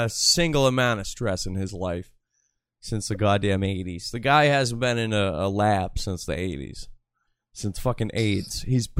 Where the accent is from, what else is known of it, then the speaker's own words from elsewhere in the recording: Massachusetts, United States; I come from the most voted Trump town. In Massachusetts